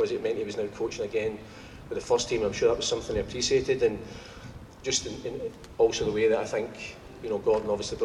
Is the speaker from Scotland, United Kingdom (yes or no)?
yes; Glasgow, Scotland, United Kingdom; as young people growing up in Glasgow